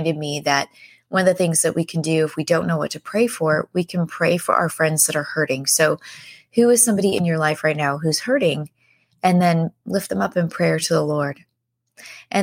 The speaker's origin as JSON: {"language": "English", "town": "San Diego", "region": "California", "country": "United States", "said": "I'm from San Diego. That's where my mom and my brothers and I live"}